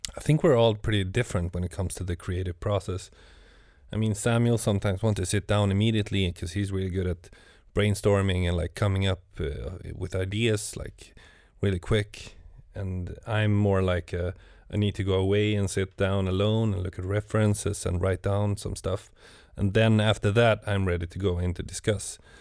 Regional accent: Gothenburg, Västra Götaland, Sweden; moved away as an adult; now in Stockholm, Sweden; I'm from Gothenburg. It's like the the west coast of of Sweden

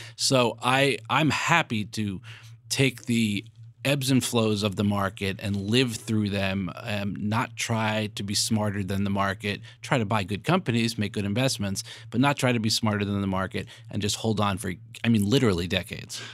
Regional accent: New York, United States; I'm a New Yorker

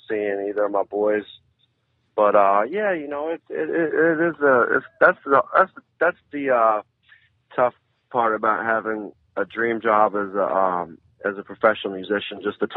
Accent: Philadelphia, Pennsylvania, United States; now in Boston, United States; born and raised in Philly

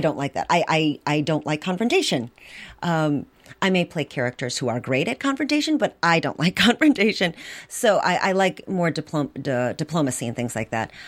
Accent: Milwaukee, Wisconsin, United States; I grew up in Milwaukee

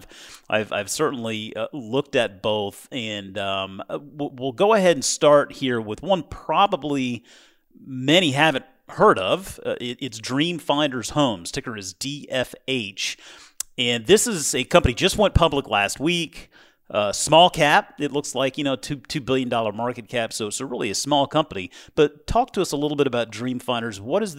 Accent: South Carolina, United States; also born or lived in Georgia; now in Washington, United States; You know, given that I'm from South Carolina and moved up here from Georgia, yeah, I kind of do feel like this is the Northeast

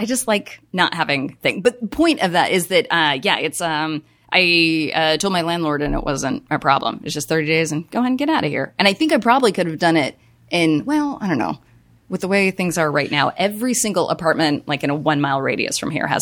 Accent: Colorado, United States; moved away; I'm originally from Colorado

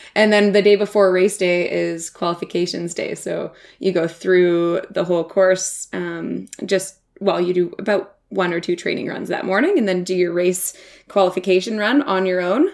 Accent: Whistler, British Columbia, Canada; I grew up in Whistler, B C, like I just said, and it's a ski town.

